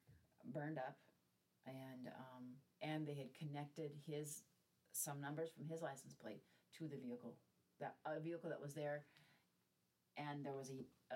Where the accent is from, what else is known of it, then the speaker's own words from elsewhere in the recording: Midwest, United States; And I think that growing up in the Midwest, and I, maybe being female, maybe being born in the generation that I was born in, but I have a compulsion to be nice to strangers.